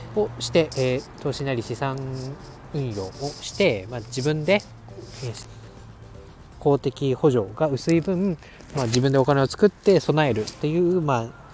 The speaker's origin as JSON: {"language": "Japanese", "country": "Japan", "tie": "born or raised there", "said": "私が雪国の出身ということもあって、まあ、小さい時からウィンタースポーツにこう慣れ親しんだ"}